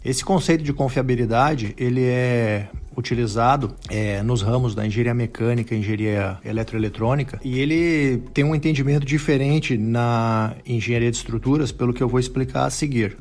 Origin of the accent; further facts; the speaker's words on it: Rio Grande do Sul, Brazil; moved away as an adult; also born or lived in Santa Catarina / Australia; Sou gaúcho